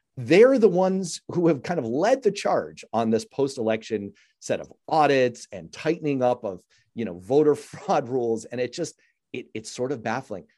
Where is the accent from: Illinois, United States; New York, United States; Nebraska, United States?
New York, United States; New York City; growing up in New York City, like I did